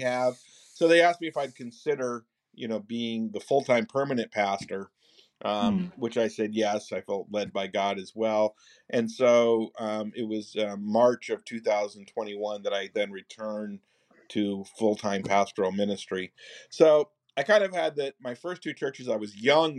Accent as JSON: {"language": "English", "region": "rural northern New York", "country": "United States", "said": "We met as undergraduates at St. Lawrence University in rural northern New York, where I'm from"}